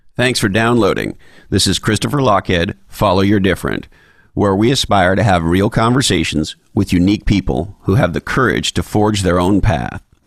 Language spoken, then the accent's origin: English; Quebec, Canada; growing up in Quebec